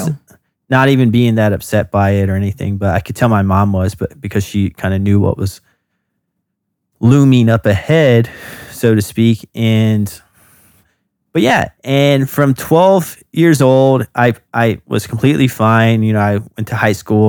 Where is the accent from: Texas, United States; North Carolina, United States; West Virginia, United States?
North Carolina, United States; moved away as an adult; now in Brooklyn, United States; I'm from North Carolina, and I went to the University of North Carolina at Wilmington